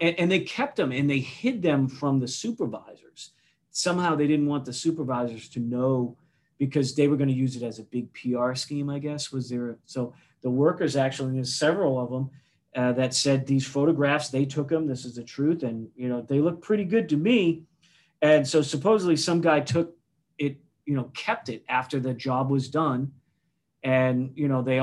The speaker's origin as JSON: {"language": "English", "town": "Weymouth", "region": "Massachusetts", "country": "United States", "tie": "born or raised there", "said": "I was born in South Weymouth, down there by the Cape"}